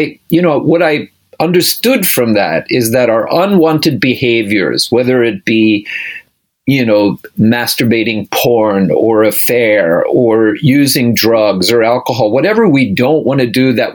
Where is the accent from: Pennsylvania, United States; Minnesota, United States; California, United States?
Pennsylvania, United States; outside of Philadelphia; I grew up outside of Philadelphia, Jewish family